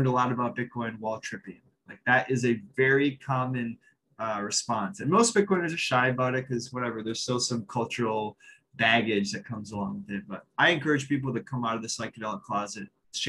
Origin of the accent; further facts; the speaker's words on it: United States; I'm from America